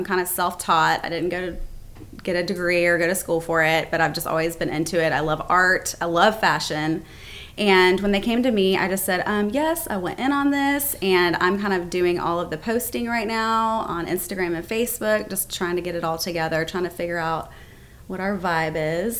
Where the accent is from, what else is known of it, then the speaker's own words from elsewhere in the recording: Lawrenceville, Georgia, United States; also born or lived in Dunwoody, United States; I've been in Georgia my whole life. I'm from Lawrenceville. I think I moved down to Dunwoody, I want to say, like, I don't know, like 15 years ago?